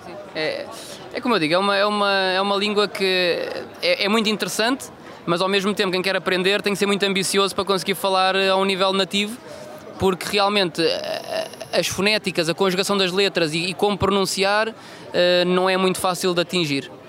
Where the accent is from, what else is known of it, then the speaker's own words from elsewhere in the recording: Funchal, Madeira, Portugal; sou natural do Funchal